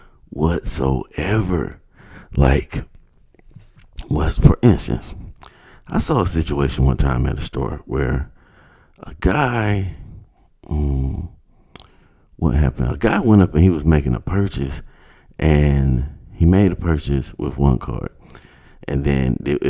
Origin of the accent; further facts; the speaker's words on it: United States; as an American